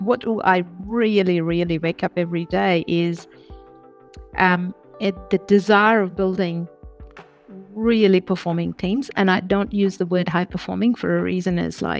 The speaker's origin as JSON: {"language": "English", "country": "India", "tie": "born or raised there", "moved": "as an adult", "lives_now": "Australia", "said": "I've moved to Australia recently, but I've born and brought up in India and traveled around the world for more than two decades."}